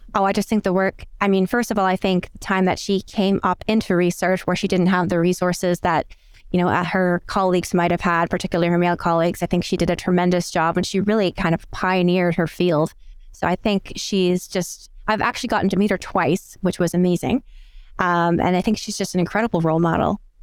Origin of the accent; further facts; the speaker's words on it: New Brunswick, Canada; moved away as an adult; also born or lived in Aberdeen, Scotland; now in Michigan, United States; I'm actually originally from the East Coast of Canada, from a place called New Brunswick